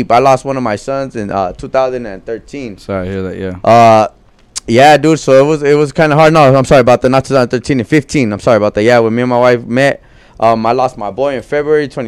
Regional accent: Compton, California, United States; also born or lived in South Gate, California / Norwalk, California / Bellflower, California; I was raised in Compton

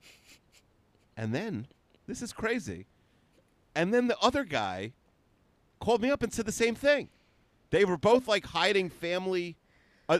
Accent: Woodmere, New York, United States; Where I grew up in Woodmere

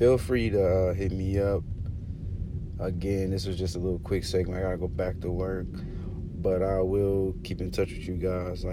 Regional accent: Arkansas, United States; now in Florida, United States; Originally, I'm from Arkansas

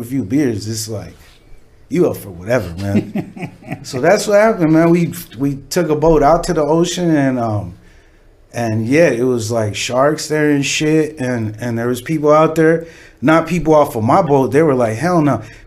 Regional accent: Los Angeles, California, United States; I grew up in the West Side. I grew up in West LA.

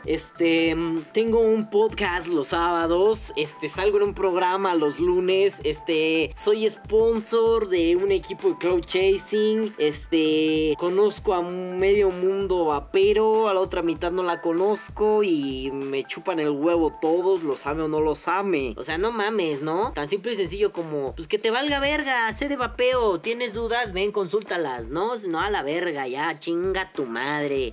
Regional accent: Mexico City, Mexico; yo soy de Iztapalapa

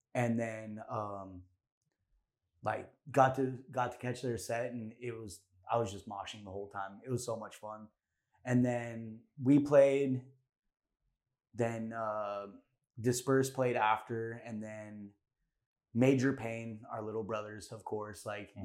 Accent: Orange County, California, United States; Orange County, we're from Orange County.

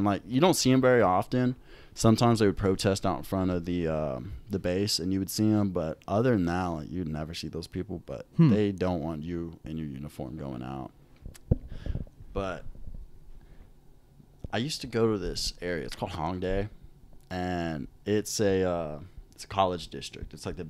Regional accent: United States; also born or lived in Korea; being an American in Korea.

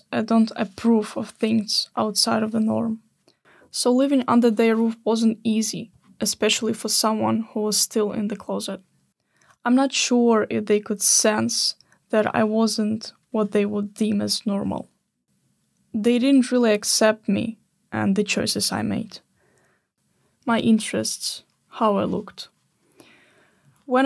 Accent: Odesa, Odesa Oblast, Ukraine; moved away as an adult; now in Sweden; I grew up in Odessa. It's a big city in the south of Ukraine, just by the Black Sea

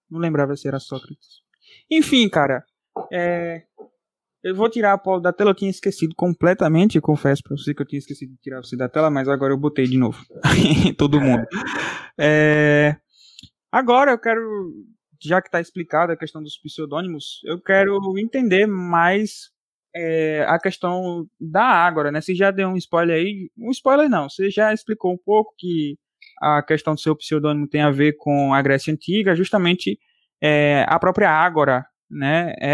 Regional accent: Belo Horizonte, Minas Gerais, Brazil; Sou de BH, mano, gente, sou de BH.

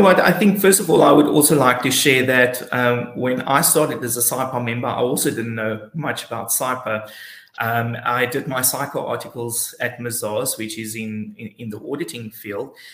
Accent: Alexandria, Eastern Cape, South Africa; also born or lived in Port Elizabeth; I grew up in a very small town called Alexandria. Uh, it's just close before Port Alfred

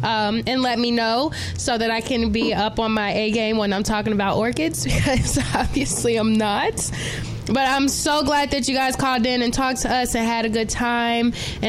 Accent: New Jersey, United States; I can live and be wherever and still be … at heart, but I wouldn't be from Jersey, too. I'm from Jersey.

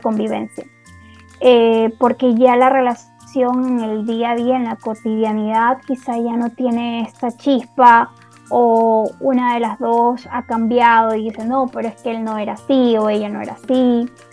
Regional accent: Ecuador; Yo vivo en Ecuador y soy de Ecuador.

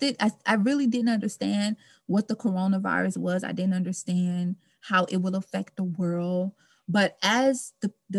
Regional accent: Baton Rouge, Louisiana, United States; now in Dallas, United States; I am from Baton Rouge, Louisiana. I currently reside in Dallas, Texas

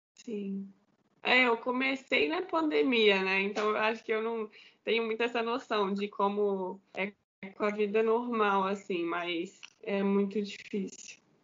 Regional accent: Belo Horizonte, Minas Gerais, Brazil; now in Barueri, Brazil; sou mineira de Belo Horizonte, Belo Horizonte. Comecei jogando no Minas Tênis Clube

